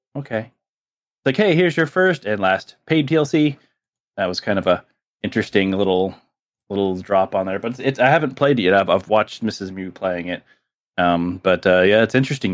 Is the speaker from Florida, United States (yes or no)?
yes; South Miami, Florida, United States; I grew up in South Miami